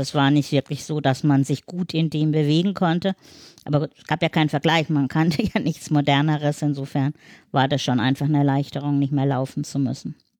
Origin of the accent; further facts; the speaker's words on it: Black Forest, Baden-Württemberg, Germany; now in Hamburg, Germany; ich komme nicht aus Hamburg, sondern aus dem Schwarzwald